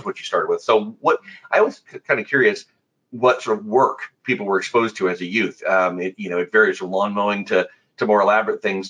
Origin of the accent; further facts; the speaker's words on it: Midwest, United States; now in Ohio, United States; We're both Midwest boys